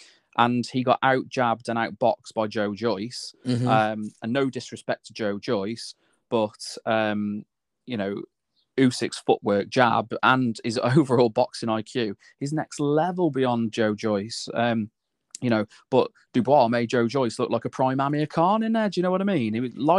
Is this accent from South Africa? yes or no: no; United Kingdom; As a British fighter, of course, we want him to win.